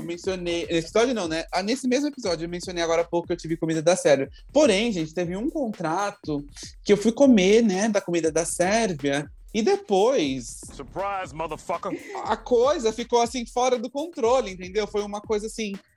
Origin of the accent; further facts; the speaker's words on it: Brazil; eu sou brasileiro